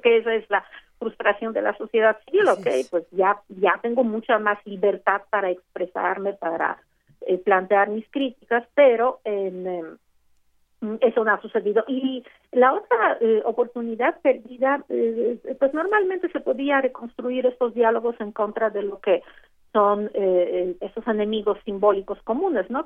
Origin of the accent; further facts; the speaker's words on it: Mexico; somos mexicanos